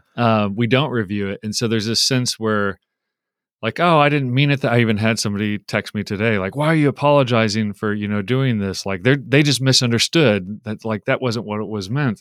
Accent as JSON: {"language": "English", "country": "United States", "tie": "born or raised there", "said": "I grew up in America. I've been here forty-seven years, um, for most of my forty-seven years"}